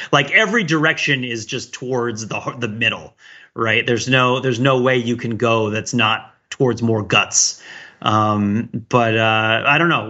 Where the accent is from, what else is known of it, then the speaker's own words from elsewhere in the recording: around New York City, United States; now in Boston, United States; I grew up around New York City